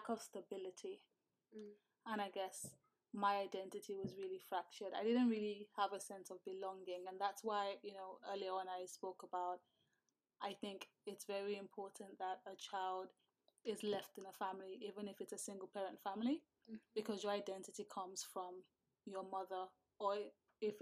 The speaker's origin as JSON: {"language": "English", "country": "Nigeria", "tie": "born or raised there", "moved": "yes", "said": "growing up as a Nigerian"}